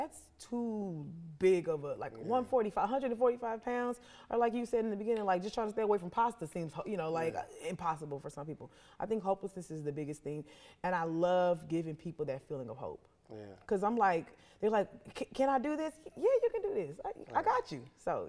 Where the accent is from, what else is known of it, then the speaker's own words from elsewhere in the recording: the South, United States; Because I mean, I'm from the South, so let me grieve with food.